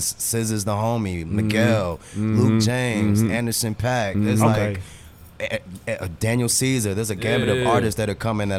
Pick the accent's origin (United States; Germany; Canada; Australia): Germany; born there; So I was born in Germany.